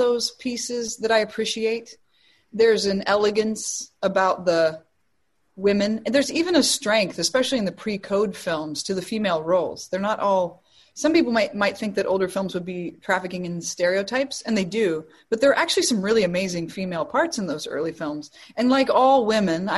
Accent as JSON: {"language": "English", "town": "Chicago", "region": "Illinois", "country": "United States", "tie": "born or raised there", "said": "my hometown in Chicago"}